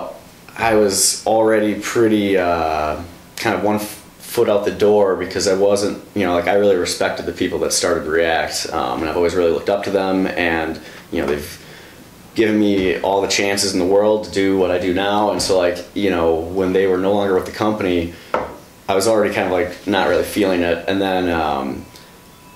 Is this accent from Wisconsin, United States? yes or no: yes; Brookfield, Wisconsin, United States; I'm from Brookfield